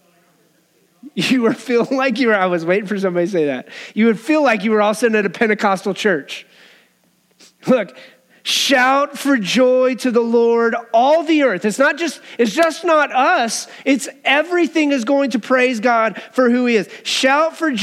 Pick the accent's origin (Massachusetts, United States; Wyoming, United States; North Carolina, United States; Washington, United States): Wyoming, United States; I grew up in Wyoming.